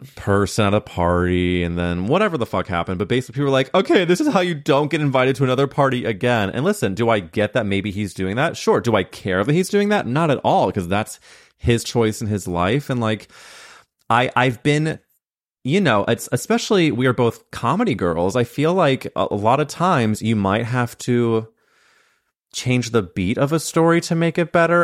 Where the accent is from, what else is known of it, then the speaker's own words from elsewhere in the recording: Midwest, United States; moved away; I came from the Midwest